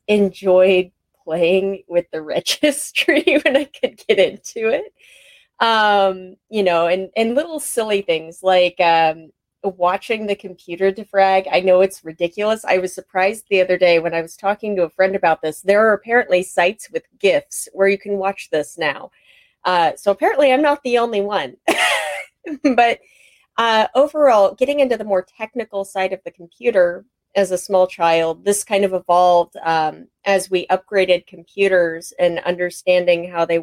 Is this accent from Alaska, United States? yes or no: yes; Anchorage, Alaska, United States; I was born and raised in Anchorage, Alaska.